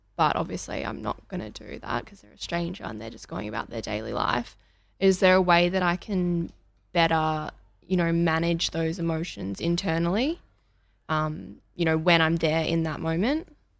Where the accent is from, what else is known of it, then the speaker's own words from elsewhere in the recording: Melbourne, Victoria, Australia; And I'm from Melbourne, and I'm twenty-two.